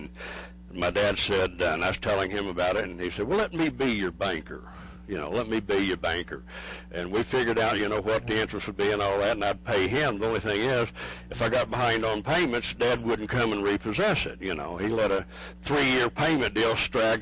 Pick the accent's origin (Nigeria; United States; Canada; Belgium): United States; Oklahoma; we're from Oklahoma